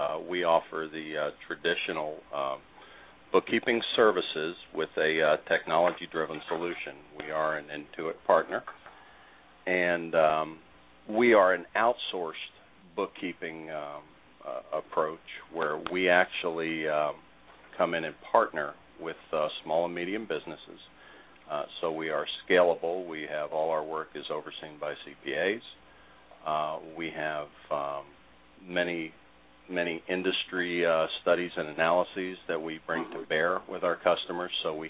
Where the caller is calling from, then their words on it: Riverview, Florida, United States; I live in the Tampa Bay area, a small town in the suburbs of Tampa, Riverview, Florida.